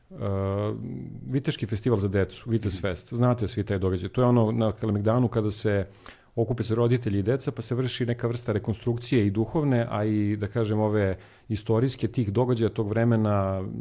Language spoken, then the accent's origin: Croatian; Sjenica, Zlatibor District, Serbia; moved away; also born or lived in Belgrade; ja sam eh, rođen u Beogradu, ali sam proveo detinstvo u Sjenici.